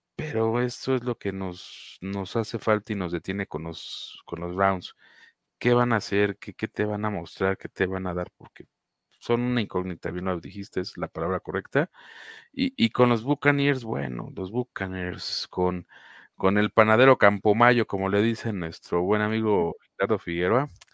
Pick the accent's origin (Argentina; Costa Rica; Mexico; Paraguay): Mexico; uno como fanático mexicano de los Jacksonville Jaguars